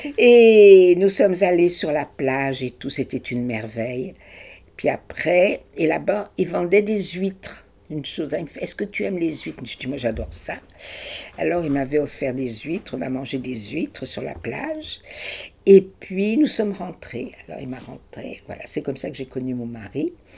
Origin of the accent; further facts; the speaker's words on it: Paris, Île-de-France, France; moved away as an adult; also born or lived in Brazil / Germany; je suis née à Paris. Ma petite enfance a été à Paris, jusqu'à la guerre